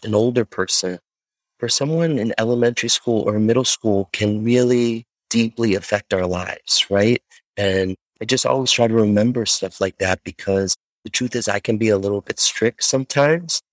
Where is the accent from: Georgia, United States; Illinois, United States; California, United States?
Illinois, United States; Chicago; I'm from Chicago